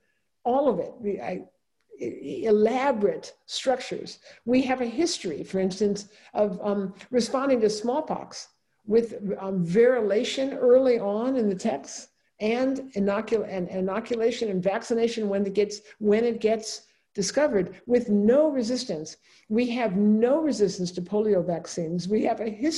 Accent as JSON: {"language": "English", "region": "California", "country": "United States", "said": "I'm a Californian"}